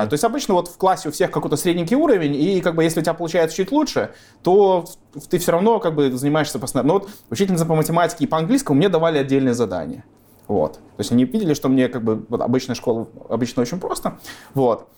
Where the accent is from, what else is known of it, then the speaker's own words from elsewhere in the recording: Gomel, Gomel Region, Belarus; moved away as an adult; Родился в Гомеле, жил в Гомеле. Э, уехал из Гомеля уже, когда в ВУЗ поступил.